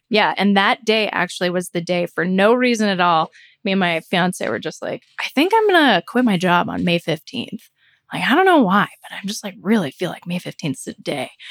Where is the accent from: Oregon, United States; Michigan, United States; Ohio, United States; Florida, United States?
Florida, United States; moved away as an adult; I'm moving back to my hometown, which is like huge